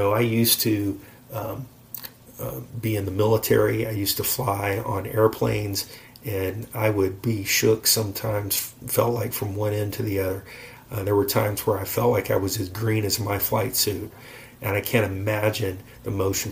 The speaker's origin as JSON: {"language": "English", "region": "Florida", "country": "United States", "said": "we are from Florida and we've lived near the beach"}